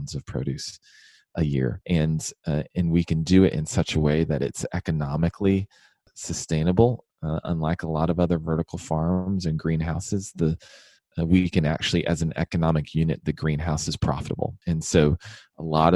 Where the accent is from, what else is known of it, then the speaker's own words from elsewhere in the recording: Houston, Texas, United States; moved away; also born or lived in Washington, D.C.; I was born and raised in Houston